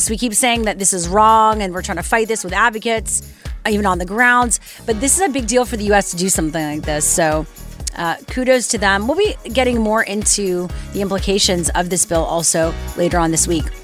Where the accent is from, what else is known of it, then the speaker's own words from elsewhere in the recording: Canada; I try to distance myself because I'm Canadian, as if that helps.